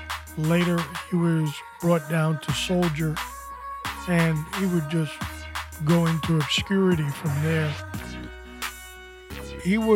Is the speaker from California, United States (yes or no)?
no; New York City, New York, United States; accent: New York; moved away as an adult; I was from New York. I was born there, and I did grow up in Corona